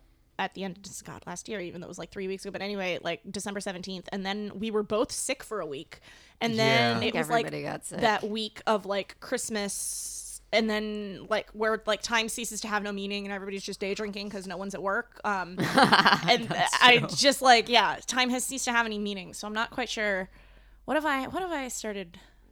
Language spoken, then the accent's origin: English; New England, United States; I am from New England.